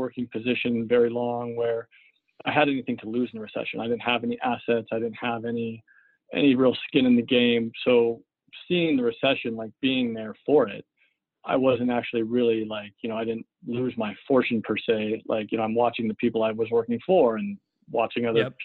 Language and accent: English; Seattle, Washington, United States; I grew up in Seattle, went to high school here in Seattle